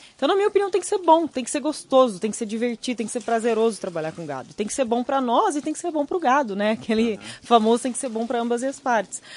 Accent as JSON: {"language": "Portuguese", "region": "Rio Grande do Sul", "country": "Brazil", "tie": "born or raised there", "said": "Eu nasci uhum. no Rio Grande do Sul, sou gaúcho com muito orgulho"}